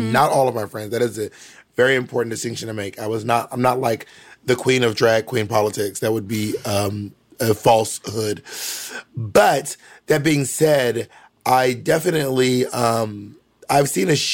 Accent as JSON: {"language": "English", "region": "Georgia", "country": "United States", "said": "I'm from Georgia."}